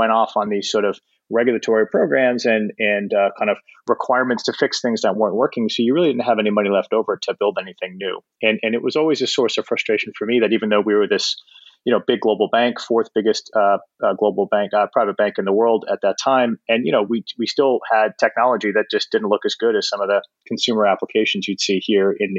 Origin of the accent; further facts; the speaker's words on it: Canada; moved away as an adult; also born or lived in Toronto; now in New York, United States; I'm Canadian, and I started my career in Toronto with McKinsey & Company as a consultant.